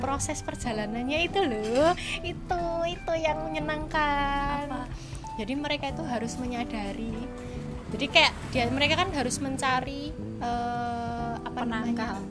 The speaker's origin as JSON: {"language": "Indonesian", "region": "Java", "country": "Indonesia", "accent": "medok (thick Javanese)", "said": "aku ngomongnya jadi medok lagi"}